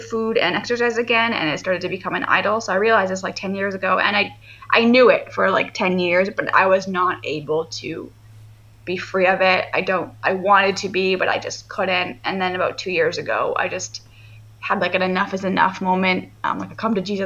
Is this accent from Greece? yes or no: no; Canada; I'm from Canada, so our school system is a little bit different